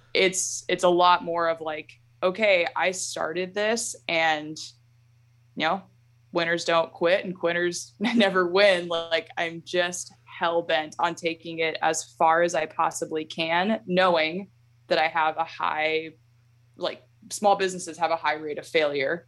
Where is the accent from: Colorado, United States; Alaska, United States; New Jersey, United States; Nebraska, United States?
Alaska, United States; I was born and raised here in Alaska